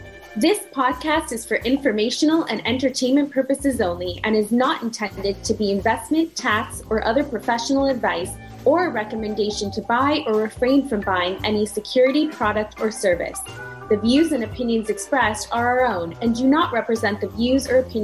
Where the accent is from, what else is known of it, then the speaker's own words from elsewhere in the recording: Canada; I can really relate to you because I'm a Canadian citizen, so I was an international student as well.